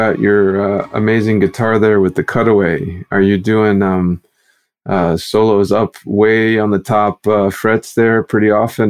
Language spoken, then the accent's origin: English; St. Paul, Minnesota, United States; I grew up mostly in Minnesota, in St. Paul, so the enemy city. No, I'm kidding. But the other half of the Twin Cities.